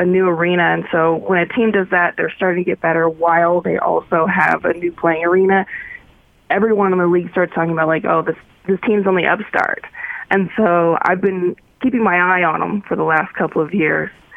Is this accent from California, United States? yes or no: yes; Paradise, California, United States; moved away as an adult; also born or lived in Philadelphia; now in Utah, United States